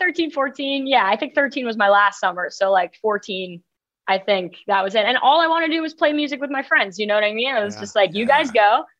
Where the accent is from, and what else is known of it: New York City, New York, United States; born or raised there